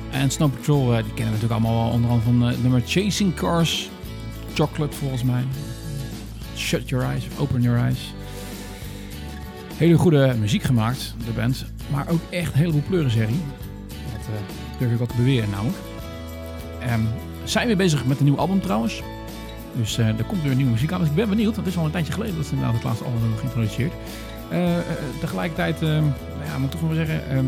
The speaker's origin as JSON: {"language": "Dutch", "region": "Northern Ireland", "country": "United Kingdom", "said": "Ik kom uit Noord-Ierland. Nou, de vaste luisteraars weten dat ik wel iets heb met dat land."}